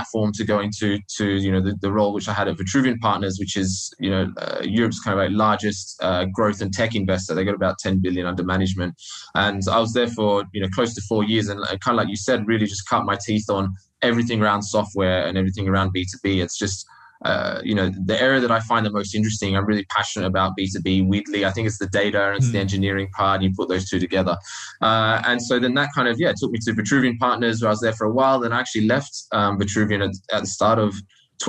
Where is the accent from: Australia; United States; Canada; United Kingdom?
Australia; moved away as an adult; I started out life in Australia, if you can't tell from my funny accent